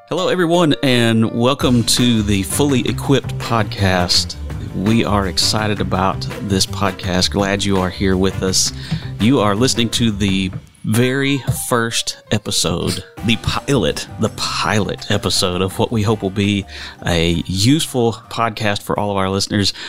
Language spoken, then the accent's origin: English; United States; moved away as an adult; also born or lived in Kentucky; now in Indian Land, South Carolina, United States; I'm originally from the Carolinas, right. and I uh, grew up over in the western part of the state